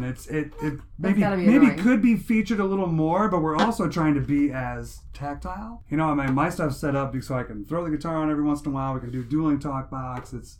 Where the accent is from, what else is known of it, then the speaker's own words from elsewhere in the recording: Fort Wayne, Indiana, United States; also born or lived in Auburn, Indiana; And then we moved to Fort Wayne. I'm actually from Fort Wayne.